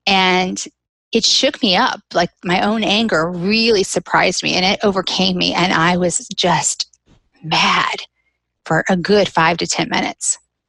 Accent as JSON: {"language": "English", "region": "Southeast", "country": "United States", "moved": "yes", "lives_now": "Birmingham, United States", "said": "I'm not from California. I moved back to the Southeast, which is where all of my family lives. And I'm actually in Birmingham, which is where my sister was born."}